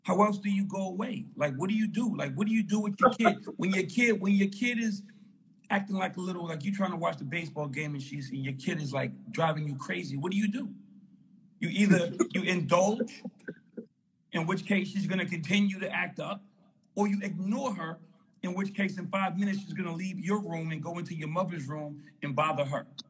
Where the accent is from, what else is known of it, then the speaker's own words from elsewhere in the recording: New York City, New York, United States; I'm from Harlem, New York